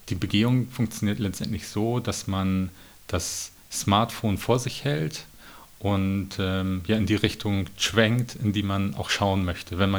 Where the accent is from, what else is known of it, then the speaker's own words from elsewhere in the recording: Schleswig-Holstein, Germany; Als Schleswig-Holsteiner will ich natürlich den Strand